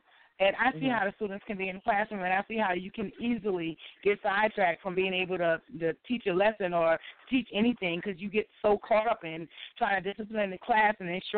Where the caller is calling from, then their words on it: Beaufort, South Carolina, United States; I'm calling from Beaufort, South Carolina.